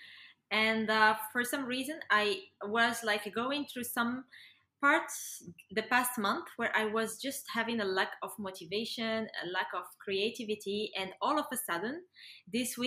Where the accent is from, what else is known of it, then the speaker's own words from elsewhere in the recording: Morocco; I'm from Morocco